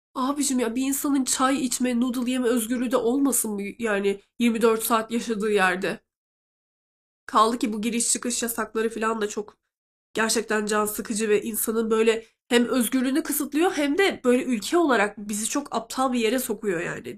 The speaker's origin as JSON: {"language": "Turkish", "region": "Black Sea Region", "country": "Turkey", "moved": "yes"}